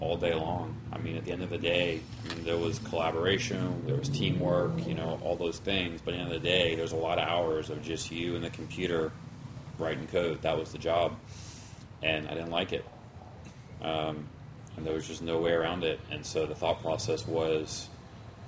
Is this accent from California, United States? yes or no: no; Louisville, Kentucky, United States; moved away as an adult; also born or lived in Sydney, Australia / Baltimore; now in Houston, United States; I grew up in Louisville.